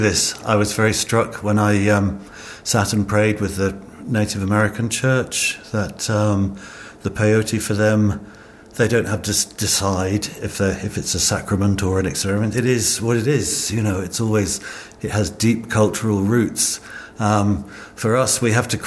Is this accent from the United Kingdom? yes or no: yes; United Kingdom; growing up in British youth culture